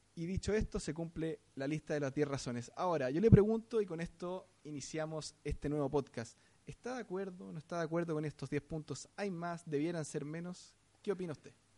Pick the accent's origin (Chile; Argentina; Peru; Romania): Chile; como sociedad chilena